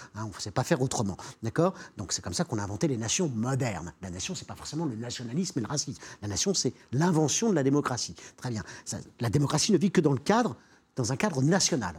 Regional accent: Normandy, France; Je suis normand

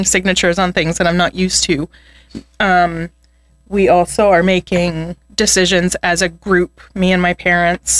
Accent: Edmonton, Alberta, Canada; also born or lived in Spruce Grove; And I grew up in Edmonton. And when I was a young teenager, we moved to Spruce Grove

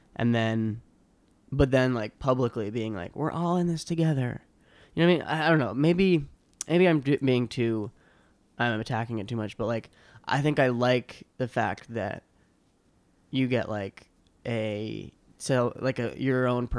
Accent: Boston, Massachusetts, United States; South Shore, Boston.

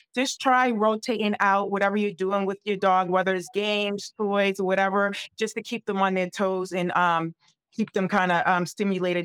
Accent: New England, United States; I'm from the New England area.

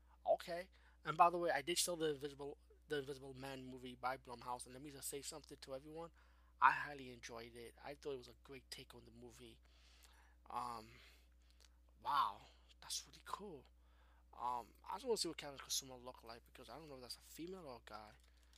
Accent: Bronx, New York, United States; I'm from the Bronx, but, you know, Brooklyn and Bronx, we the same.

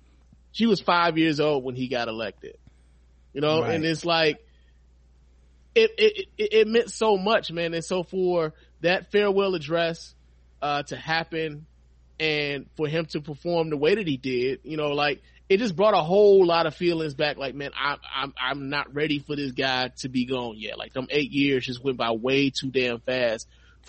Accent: Chicago, Illinois, United States; moved away; also born or lived in Detroit; I wanted to go home, because I'm from Chicago.

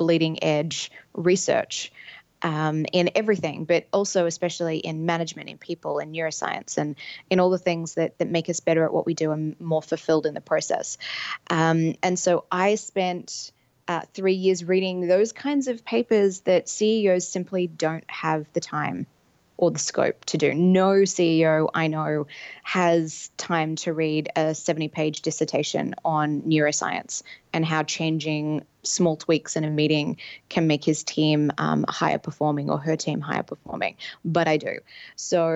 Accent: Sydney, New South Wales, Australia; moved away; in Sydney, Australia, where my accent might let you know I'm from

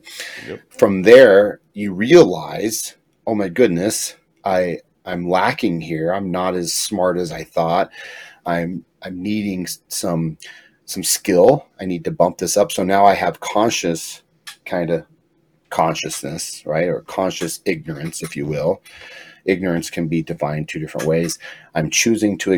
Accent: Pueblo, Colorado, United States; I'm from Pueblo, Southern Colorado.

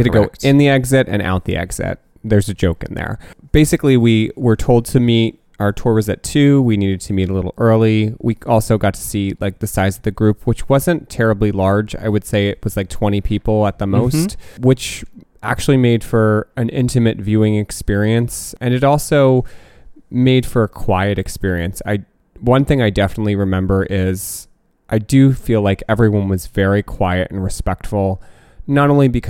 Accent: New Jersey, United States; And like there were like other people from New Jersey, that's and right. they literally lived the town over from me

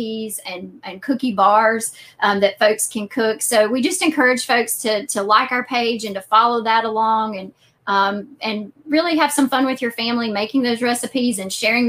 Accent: Western North Carolina, United States; now in Eastern North Carolina, United States; I grew up in Western North Carolina

